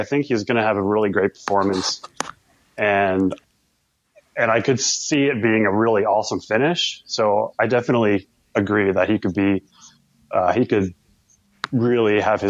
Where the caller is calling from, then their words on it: Middletown, Delaware, United States; I'm in Middletown, Delaware.